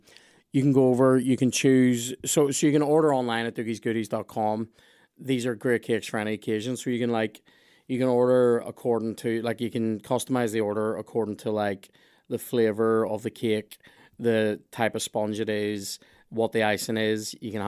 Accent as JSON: {"language": "English", "town": "Lurgan", "region": "Northern Ireland", "country": "United Kingdom", "said": "I'm from Lurgan. You know what I mean?"}